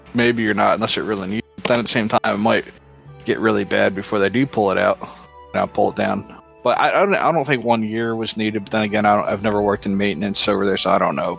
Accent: Northeast, United States; moved away; I grew up in the Northeast

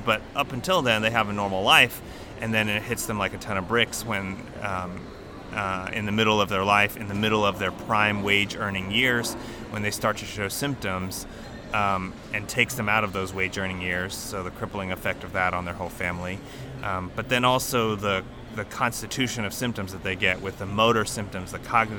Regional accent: Houston, Texas, United States; now in Birmingham, United States; I grew up in Houston

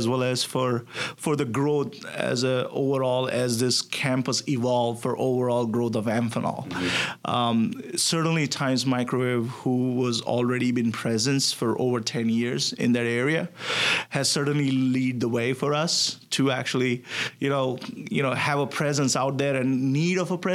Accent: India; moved away as an adult; now in Connecticut, United States; I'm originally from India. And I grew up there, did my bachelor's

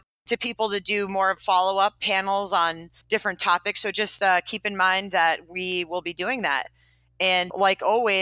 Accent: Maine, United States; I'm from Maine. I'm from Maine. I grew up 30 minutes from the LL Bean headquarters

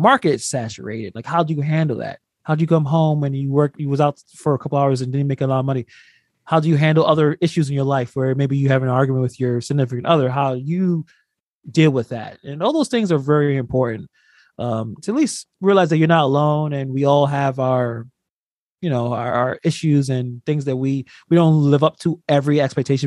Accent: New York City, New York, United States; I'm from New York. I'm from Brooklyn

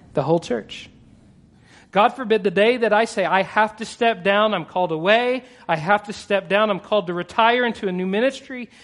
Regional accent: Texas, United States; I'm Texan

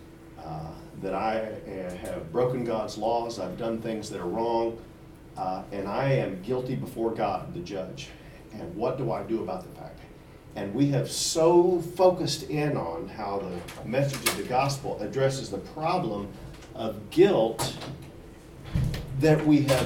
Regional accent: the Bible Belt, United States; I grew up in the Bible Belt

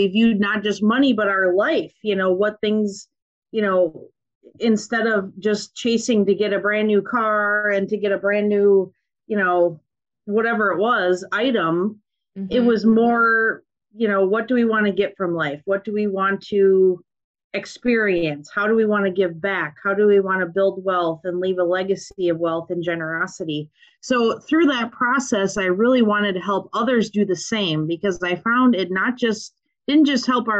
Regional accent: Minnesota, United States; accent: Minnesotan; I grew up on a farm in Minnesota

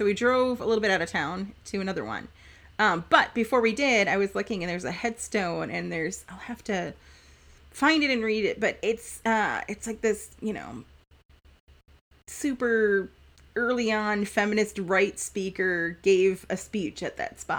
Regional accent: Milwaukee, Wisconsin, United States; moved away as an adult; also born or lived in Menomonee Falls, Wisconsin; now in Viroqua, United States; I hail from the Milwaukee area. So we've only been here about a year

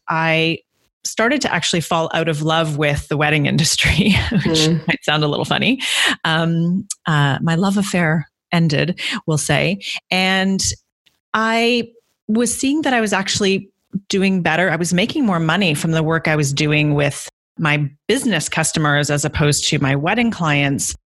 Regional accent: Guelph, Ontario, Canada; moved away as an adult; also born or lived in London, United Kingdom / Copenhagen, Denmark; now in Toronto, Canada; I'm originally from Guelph, which is about an hour outside of Toronto

